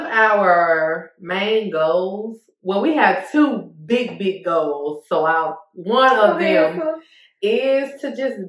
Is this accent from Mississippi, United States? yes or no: yes; Terry, Mississippi, United States; The illustrious town of Terry, Mississippi.